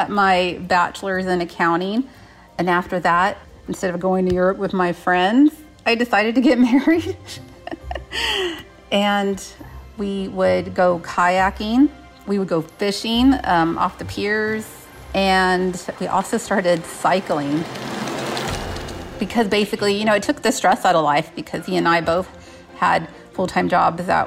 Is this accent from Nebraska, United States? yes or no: no; San Antonio, Texas, United States; I grew up in San Antonio, Texas, on the southwest side of town.